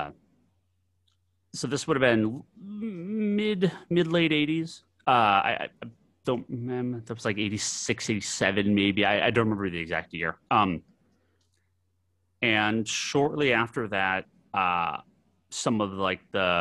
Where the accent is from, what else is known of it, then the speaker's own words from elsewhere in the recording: Massachusetts, United States; I grew up on the East Coast, grew up in a small town in Massachusetts